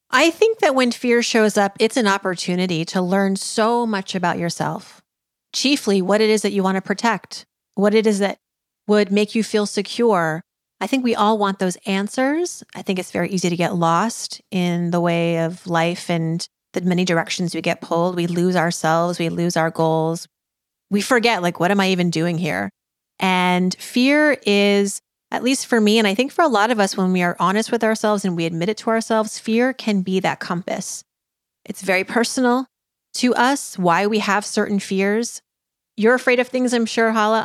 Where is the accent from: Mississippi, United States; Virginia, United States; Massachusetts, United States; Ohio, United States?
Massachusetts, United States; Worcester; moved away; also born or lived in New York City; I was born in Worcester, Massachusetts, and that culture clash, let me tell you, growing up, uh, you know, in Massachusetts in the eighties